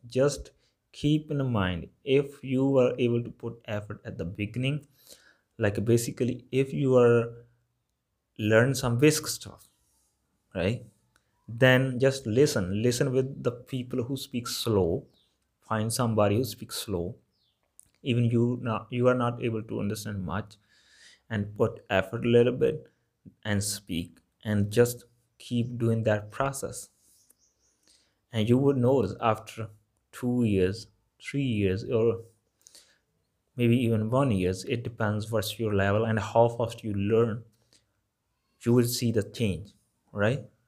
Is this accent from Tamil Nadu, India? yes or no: no; Malwa, Punjab, India; accent: Malwa; English is a second language; my accent is Malba accent